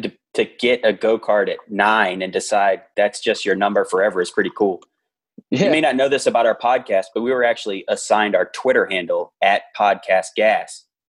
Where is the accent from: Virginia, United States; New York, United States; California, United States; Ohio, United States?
Virginia, United States; So we both grew up in Virginia. Our podcast is largely based in Virginia. Yeah, but different parts of the state. So like I grew up near Southside Speedway, RIR.